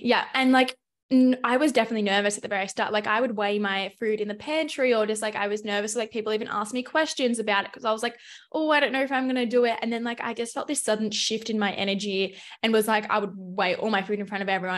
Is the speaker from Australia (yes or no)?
yes; Melbourne, Victoria, Australia; moved away as an adult; also born or lived in Adelaide; I grew up in Melbourne, Australia, so I pretty much have lived there my whole life